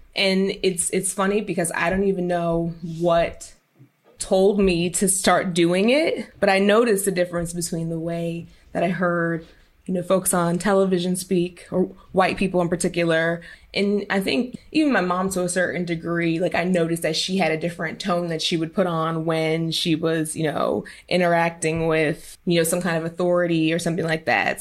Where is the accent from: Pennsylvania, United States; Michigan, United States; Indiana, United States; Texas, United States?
Pennsylvania, United States; Philadelphia; originally I'm from North Philadelphia